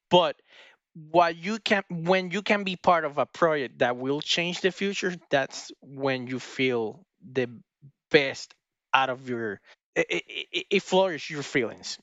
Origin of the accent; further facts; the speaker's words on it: Puerto Rico; we are both from Puerto Rico.